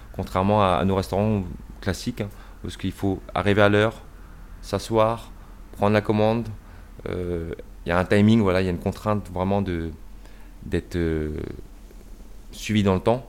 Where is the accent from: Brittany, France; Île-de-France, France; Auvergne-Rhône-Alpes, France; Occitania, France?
Brittany, France; Rennes; also born or lived in United States; je suis né à Rennes